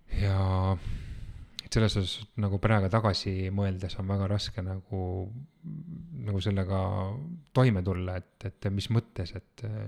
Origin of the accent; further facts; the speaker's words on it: Tallinn, Harju County, Estonia; ma olen pärit äh, Tallinnast